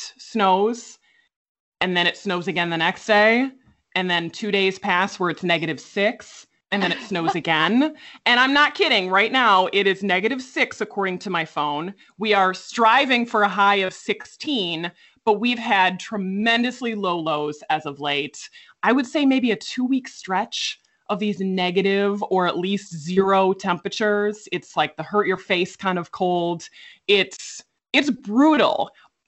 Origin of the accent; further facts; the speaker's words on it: Chicago, Illinois, United States; accent: Midwest; now in Quad Cities, United States; I grew up in the suburbs of Chicago, about 30 minutes outside the city